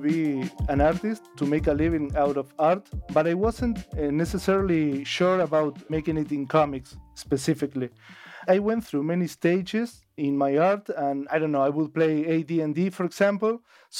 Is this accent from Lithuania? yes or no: no; Colonia del Sacramento, Colonia, Uruguay; I am born and raised in Uruguay, in Colonia del Sacramento, which is the capital of Colonia, and Colonia would be the state. So I'm from Colonia del Sacramento, Colonia, Uruguay.